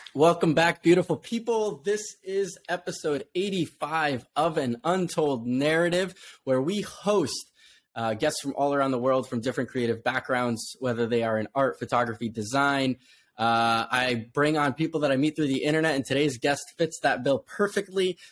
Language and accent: English; Poland; moved away; I was born in Poland